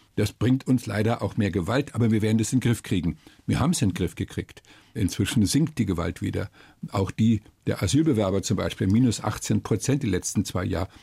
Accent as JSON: {"language": "German", "country": "Germany", "said": "Bei uns in Deutschland"}